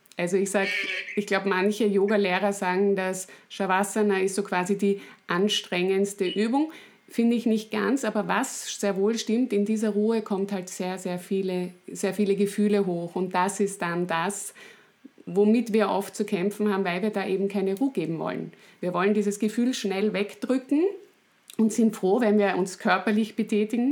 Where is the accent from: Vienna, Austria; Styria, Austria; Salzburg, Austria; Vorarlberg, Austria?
Styria, Austria; ich bin Steirerin.